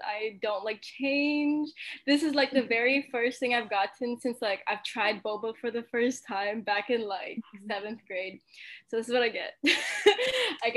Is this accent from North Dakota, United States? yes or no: no; Mililani, Hawaii, United States; also born or lived in Utah; I grew up in Milani in Oahu.